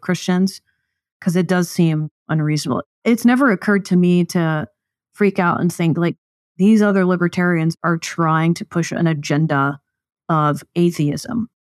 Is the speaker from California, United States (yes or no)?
no; East Texas, United States; I grew up in the South, mostly in East Texas is where my dad pastored that church